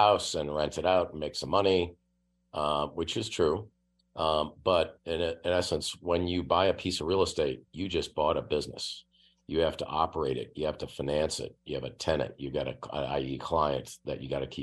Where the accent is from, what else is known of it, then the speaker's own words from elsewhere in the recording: Oshkosh, Wisconsin, United States; moved away; I grew up in Oshkosh